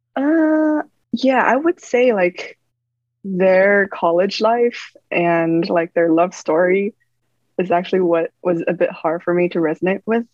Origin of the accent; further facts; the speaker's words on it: Beijing, China; moved away; Beijing as like my hometown.